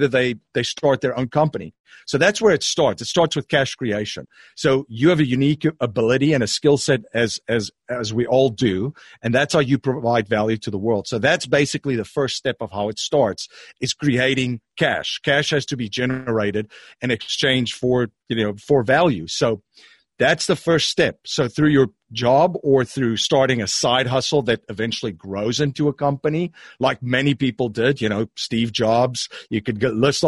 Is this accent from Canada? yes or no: no; South Africa; moved away; I am originally from South Africa